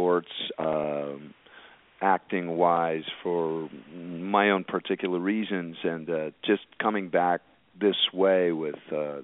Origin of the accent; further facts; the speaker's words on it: San Francisco, California, United States; I grew up in the Bay Area, San Francisco, Pacific Heights, at an all-boy parochial school